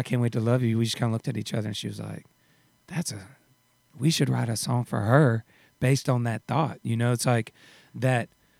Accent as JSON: {"language": "English", "town": "Douglasville", "region": "Georgia", "country": "United States", "tie": "born or raised there", "also_born_or_lived": "Tyler, Texas", "said": "I was born in Texas, in Tyler, Texas. {S1} Okay. {S2} And then when I was 10 years old, I moved out to Georgia, about 30 minutes outside of Atlanta, a town called Douglasville."}